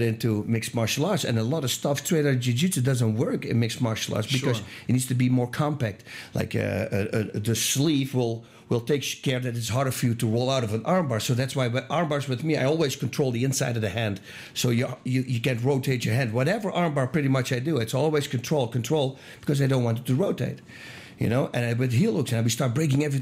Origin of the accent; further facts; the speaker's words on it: Eindhoven, North Brabant, Netherlands; moved away; I'm from Eindhoven, Holland